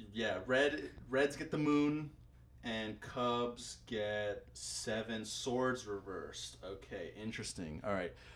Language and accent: English; Tampa, Florida, United States; I'm from Tampa